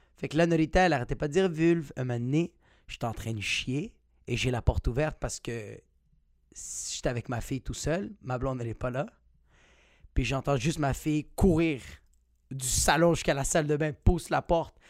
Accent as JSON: {"language": "French", "region": "Quebec", "country": "Canada", "said": "t'es un québécois comme moi"}